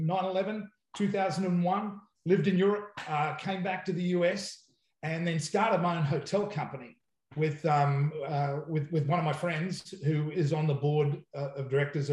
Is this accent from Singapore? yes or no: no; Australia; moved away as an adult; now in United States; Yeah, so I come from Australia and have been over here